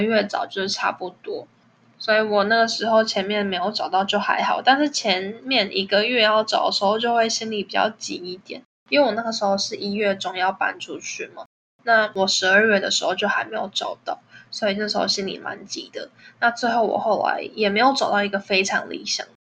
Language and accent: Chinese; Taiwan; moved away as an adult; now in Netherlands; 我之前有认识其他的台湾朋友